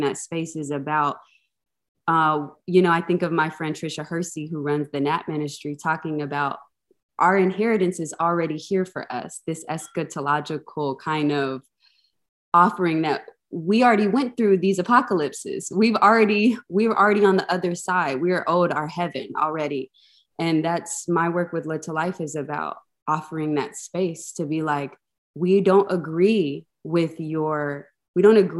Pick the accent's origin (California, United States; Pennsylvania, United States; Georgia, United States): Georgia, United States; Atlanta; having grown up in a Black mega church in Atlanta